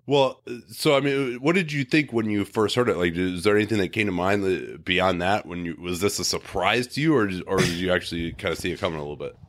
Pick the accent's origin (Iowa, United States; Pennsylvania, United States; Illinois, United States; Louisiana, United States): Illinois, United States; Chicago; I grew up in Chicago